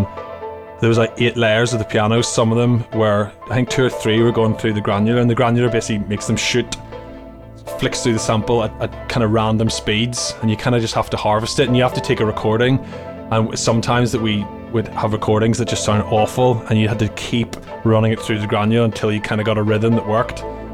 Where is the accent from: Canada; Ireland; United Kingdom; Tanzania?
Ireland; I know, I had Gregorian monks playing in my house all the time growing up in Ireland.